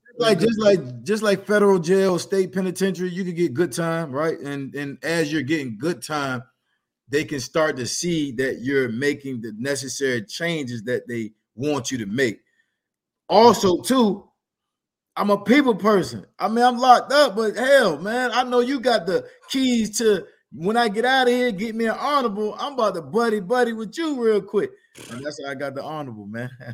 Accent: Norfolk, Virginia, United States; I'm from Norfolk

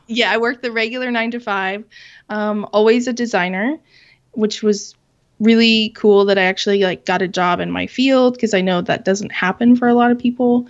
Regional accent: Southwest Kansas, United States; I was born and raised in Kansas, in Southwest Kansas.

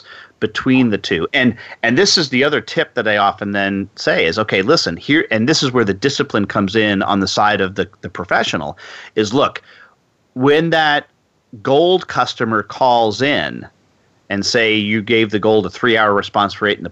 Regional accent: New York, United States; now in Texas, United States; I'm originally from New York

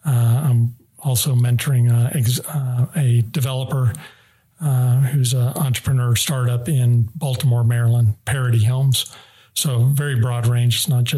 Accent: The Hague, South Holland, Netherlands; moved away; So 5 years growing up in The Hague in the Netherlands. So that was very impactful.

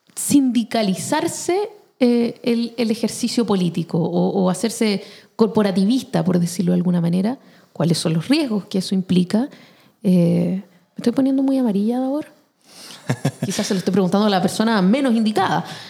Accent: Chile; como chilenos

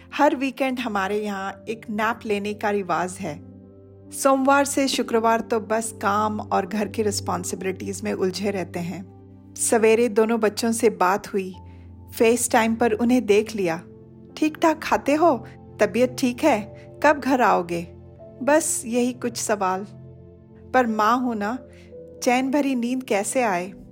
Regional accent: Odisha, India; moved away as an adult; now in United States; originally Orissa की निवासी हूँ तीस सालों से यूएस को मैंने अपना कर्म भूमि चुना है

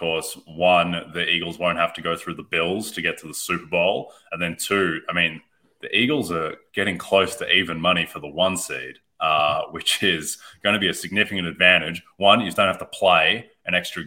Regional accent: Australia; I'm Australian.

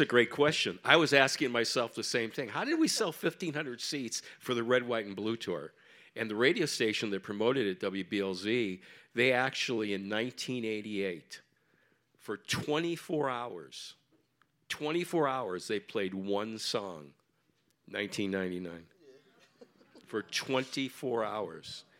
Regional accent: Lorain, Ohio, United States; moved away; also born or lived in Cincinnati, Ohio; I grew up in Lorain, Ohio, by the way. Uh, spent 45 years in Cincinnati

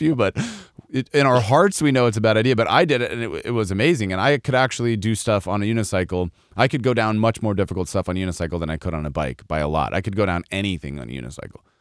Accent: Colorado, United States; I grew up in Colorado

